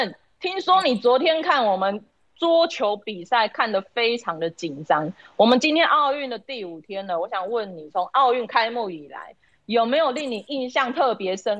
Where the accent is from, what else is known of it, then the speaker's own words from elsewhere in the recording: Taiwan; 明明全世界都注意到我们台湾，也都称呼我们是台湾的时候